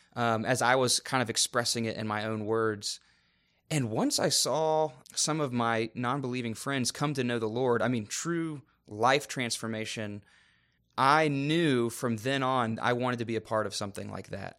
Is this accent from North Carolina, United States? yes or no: yes; Raleigh, North Carolina, United States; moved away; I was born and raised in Raleigh, North Carolina